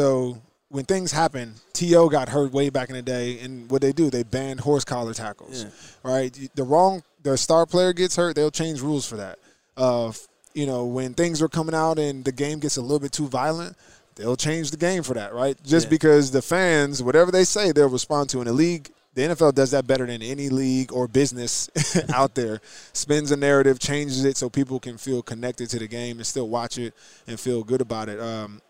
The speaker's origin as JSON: {"language": "English", "region": "New Jersey", "country": "United States", "said": "Well, I'm from New Jersey, so okay."}